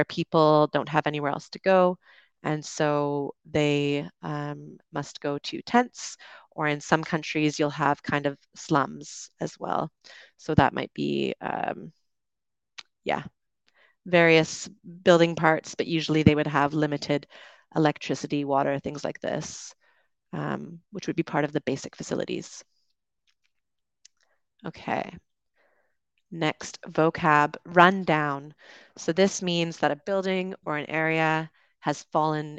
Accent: Canada; moved away as an adult; also born or lived in United Kingdom; now in Dominican Republic; I'm from Canada, lived in the UK, and I am currently streaming to you from the Dominican Republic.

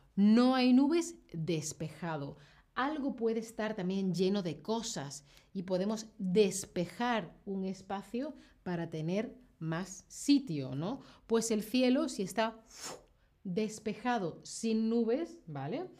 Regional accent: Seville, Andalusia, Spain; soy de Europa, soy de España, yo pienso y hablo en grados Celsius

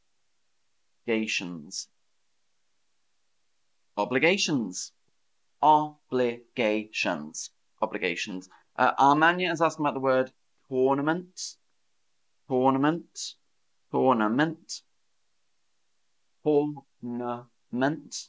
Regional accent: the South of England, United Kingdom; accent: Southern English, a bit posh; a feature of my region of England, the South

